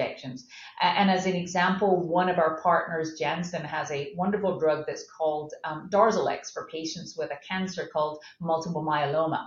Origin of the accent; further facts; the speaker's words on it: Scotland, United Kingdom; moved away as an adult; now in United States; I'm from Scotland